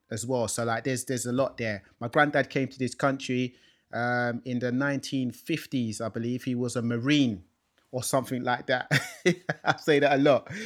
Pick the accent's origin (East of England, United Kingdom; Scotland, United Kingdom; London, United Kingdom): London, United Kingdom; I was born in this country as well, in London. Um, growing up in London, in North London